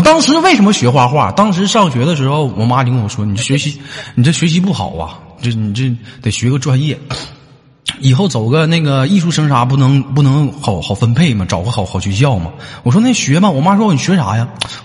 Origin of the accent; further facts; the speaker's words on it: Northeast China, China; 我们东北那边